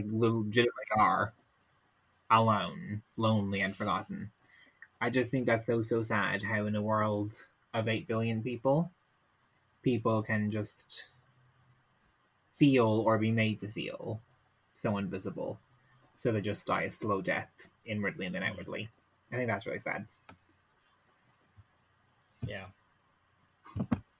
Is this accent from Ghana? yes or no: no; Ireland; I'm Irish